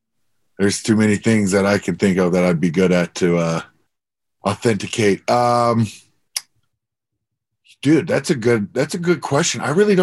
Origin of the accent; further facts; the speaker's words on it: Vancouver, British Columbia, Canada; moved away; every time I end up going back home to Vancouver